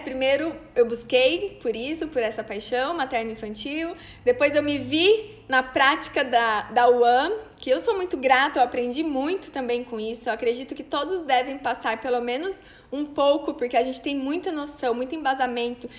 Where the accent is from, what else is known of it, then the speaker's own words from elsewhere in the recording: Cândido Mota, São Paulo, Brazil; now in Maringá, Brazil; lá da minha cidade onde eu nasci, de Cândido Mota